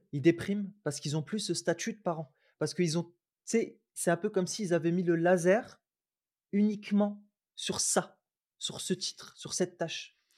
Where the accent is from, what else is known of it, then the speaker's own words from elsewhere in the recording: Roubaix, Hauts-de-France, France; je suis pas que roubaisien parce que j'ai grandi à Roubaix.